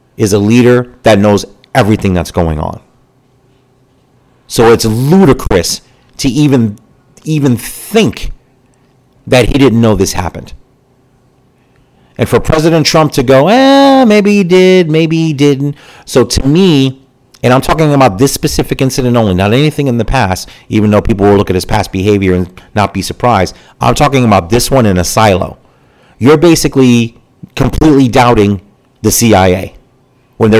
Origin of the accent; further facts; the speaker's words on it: United States; As American citizens